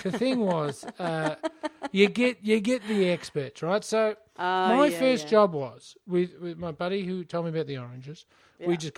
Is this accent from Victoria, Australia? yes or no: yes; Mildura, Victoria, Australia; I'm from Mildura.